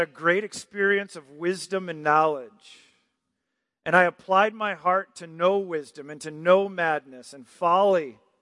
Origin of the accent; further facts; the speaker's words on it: Michigan, United States; moved away; I'm from Michigan